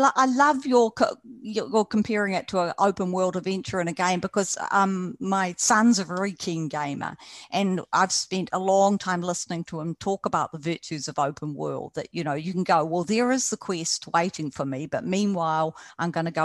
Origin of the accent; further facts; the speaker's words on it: New Zealand; I'm a New Zealander